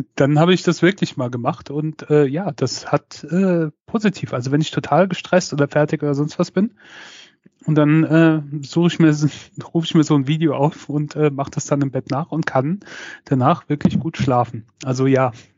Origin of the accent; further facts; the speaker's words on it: Mainz, Rhineland-Palatinate, Germany; bei uns in Mainz